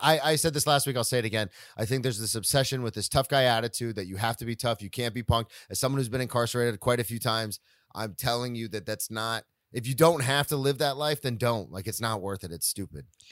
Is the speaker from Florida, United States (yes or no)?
yes; Daytona Beach, Florida, United States; growing up in Daytona